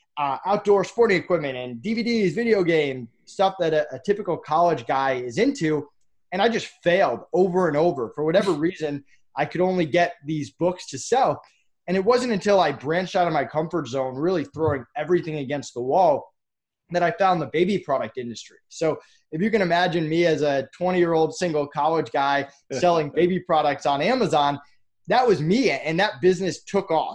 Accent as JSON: {"language": "English", "region": "Massachusetts", "country": "United States", "tie": "born or raised there", "said": "I grew up in Massachusetts."}